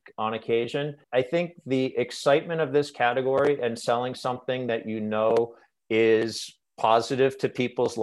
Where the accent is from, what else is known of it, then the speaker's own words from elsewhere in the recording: outside of Boston, Massachusetts, United States; moved away as an adult; now in Oregon, United States; I grew up outside of Boston, but landed in Oregon 24 years ago now